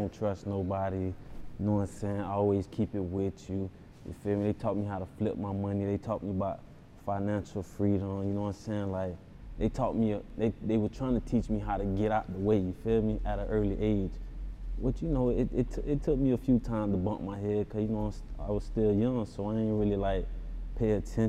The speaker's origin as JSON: {"language": "English", "area": "Broward County", "region": "Florida", "country": "United States", "tie": "born or raised there", "said": "I'm from Broad County. You know what I'm saying? It's like down south, feel me? Florida."}